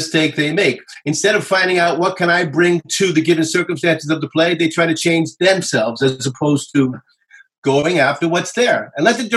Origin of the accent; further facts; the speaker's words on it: New York City, New York, United States; moved away as an adult; also born or lived in Los Angeles; I was born and raised in New York.